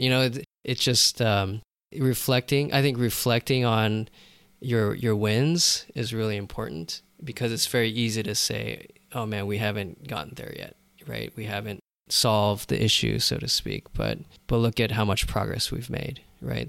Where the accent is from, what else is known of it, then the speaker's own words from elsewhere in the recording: Los Angeles, California, United States; I was born here in L